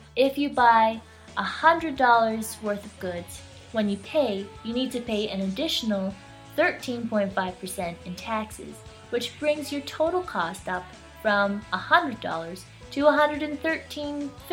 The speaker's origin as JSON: {"language": "English", "country": "Canada", "moved": "yes", "lives_now": "China", "said": "after living in China for over six years. I even don't know if I'm more Canadian or Chinese these days."}